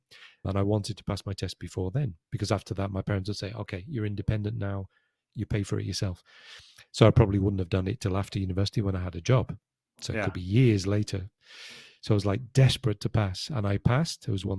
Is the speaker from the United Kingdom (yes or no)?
yes; United Kingdom; Yeah, I'm British.